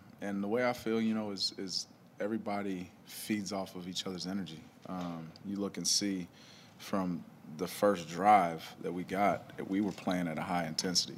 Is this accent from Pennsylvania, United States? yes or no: no; Texas, United States; moved away; I'm from Texas, went to school there